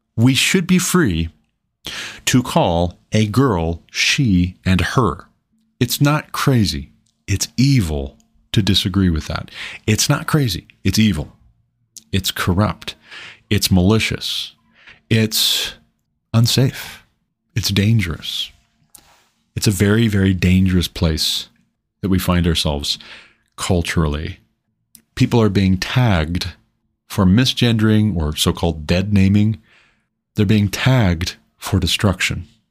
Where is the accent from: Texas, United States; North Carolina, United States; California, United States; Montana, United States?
Montana, United States; my home state of Montana